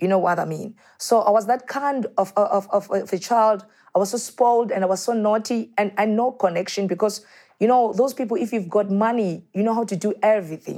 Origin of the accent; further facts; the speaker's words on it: Soweto, Gauteng, South Africa; born and brought up in Soweto